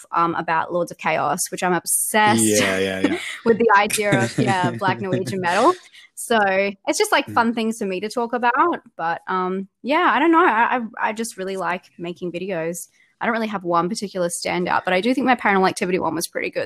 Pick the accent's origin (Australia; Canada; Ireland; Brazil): Australia; accent: Australian; I'm Australian. That's what the accent is